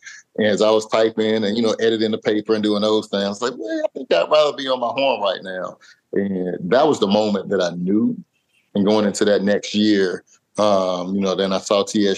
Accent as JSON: {"language": "English", "town": "Portsmouth", "region": "Virginia", "country": "United States", "tie": "born or raised there", "said": "I'm from Portsmouth, Virginia. So I'm from the coast. That's right next to Virginia Beach and Norfolk and everything. Grew up on the water."}